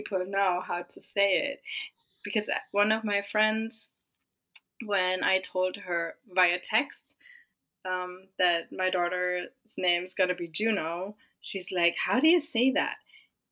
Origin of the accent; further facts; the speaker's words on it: Germany; moved away as an adult; also born or lived in California; now in Austin, United States; we are originally from Germany, but we live just outside of Austin